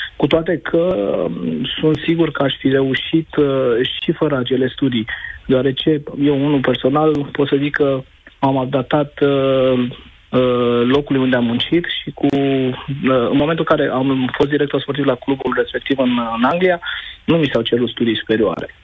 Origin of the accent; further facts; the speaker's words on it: Romania; moved away; also born or lived in London, United Kingdom; din România